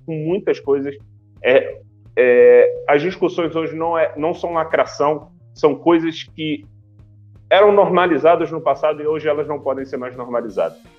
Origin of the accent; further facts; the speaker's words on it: Rio de Janeiro, Brazil; a gente é do Rio